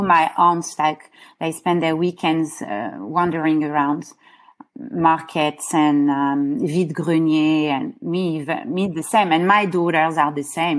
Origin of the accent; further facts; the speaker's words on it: Paris, Île-de-France, France; born there; And that's how she moved to Paris, and that's why I was born in Paris.